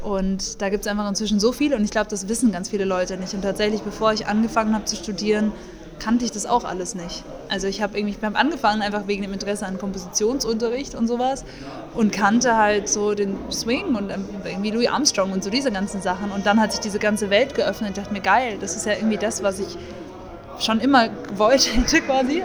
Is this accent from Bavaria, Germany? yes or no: yes; Munich, Bavaria, Germany; ich komme aus München